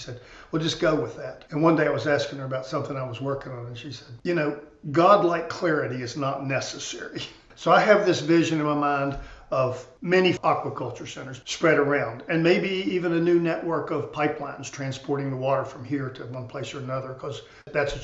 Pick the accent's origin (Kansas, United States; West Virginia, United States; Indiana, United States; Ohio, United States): West Virginia, United States; Slab Fork; I grew up in Slab Fork, and it was a bustling, hustling town